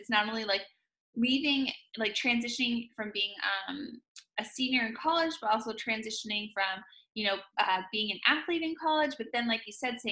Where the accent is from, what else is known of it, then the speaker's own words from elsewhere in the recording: Western Massachusetts, United States; I grew up in Western Massachusetts.